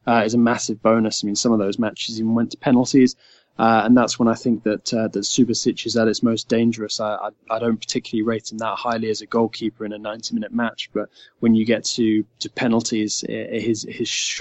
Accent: England, United Kingdom; an English guy

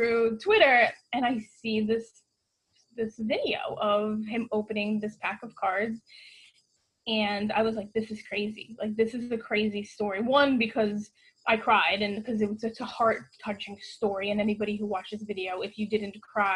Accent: New York, United States; I'm a New Yorker. I live in New York.

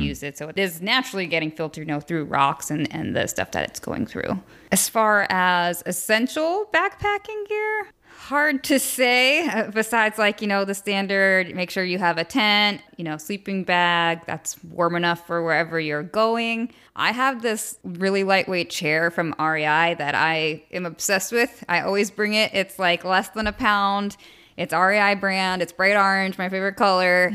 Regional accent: New York, United States; now in San Diego, United States; I grew up in New York, liking the outdoors and camping with my family, but didn't really start hiking, hiking until I moved to San Diego

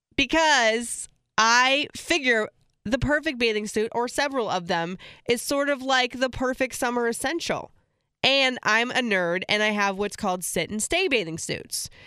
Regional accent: Florida, United States; I grew up in Florida

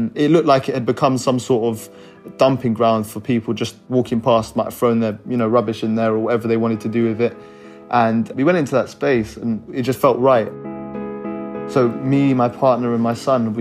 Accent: London, United Kingdom; I'm 23 and I'm from North Kensington

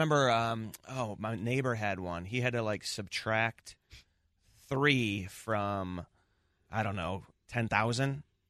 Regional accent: Chicago, Illinois, United States; I'm from the Southside, and I'm still living out there now.

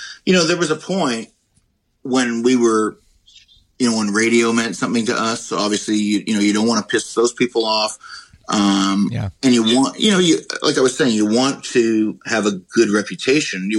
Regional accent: Canada; moved away as an adult; now in United States; I'm Canadian

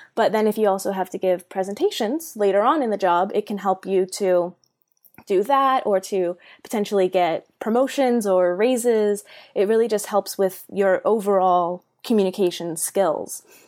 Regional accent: Bay Area, California, United States; I am from the Bay Area, born and raised um, in California

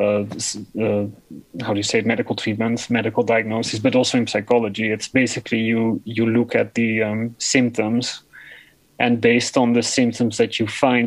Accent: Netherlands; English is a second language; the gender clinic in my hometown

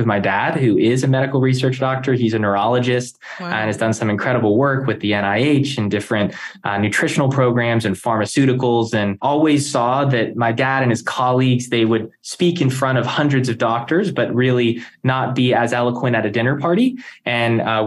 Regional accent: Palm Beach Gardens, Florida, United States; growing up in South Florida, you know, Palm Beach Gardens

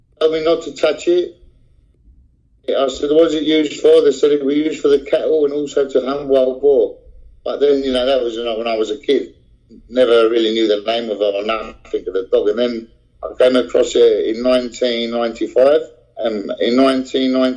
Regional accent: London, United Kingdom; also born or lived in Basque Country, Spain; now in Spain; In London, I grew up in the East End of London

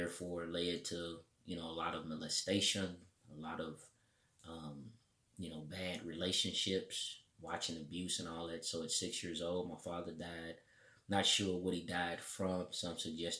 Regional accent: Indianapolis, Indiana, United States; Indianapolis, Indiana, you know, 46222. That's the zip code.

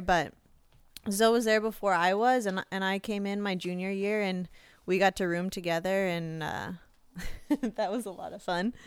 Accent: Alaska, United States; in my hometown

